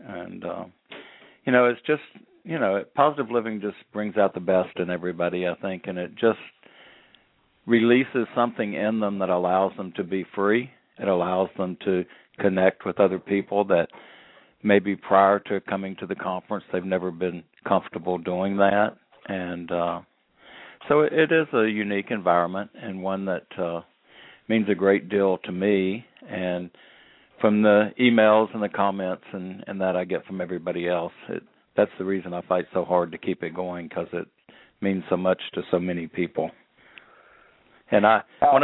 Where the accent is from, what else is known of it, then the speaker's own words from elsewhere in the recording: Birmingham, Alabama, United States; growing up in Birmingham, Alabama